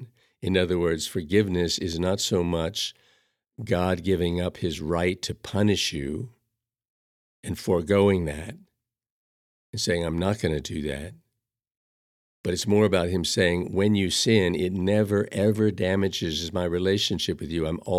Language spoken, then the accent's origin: English; Chicago, Illinois, United States; as a Roman Catholic, I grew up in Chicago, and I was taught about sin